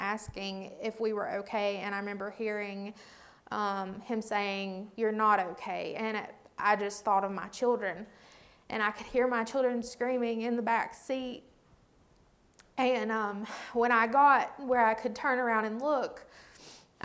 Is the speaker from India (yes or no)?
no; Watauga County, North Carolina, United States; I was born and raised in Watauga County.